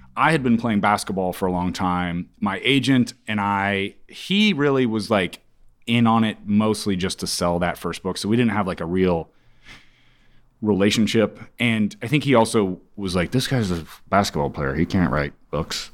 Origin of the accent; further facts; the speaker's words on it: Kansas, United States; also born or lived in Ames, Iowa; I'm from the Midwest